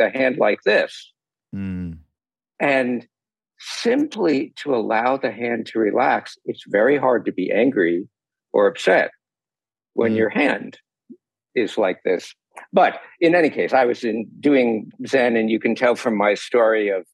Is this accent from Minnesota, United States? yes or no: no; New York, United States; now in California, United States; I grew up in New York.